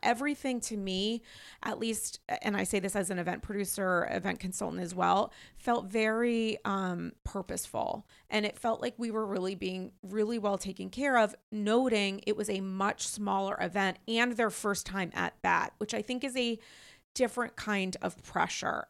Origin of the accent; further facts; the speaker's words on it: New York, United States; as a New Yorker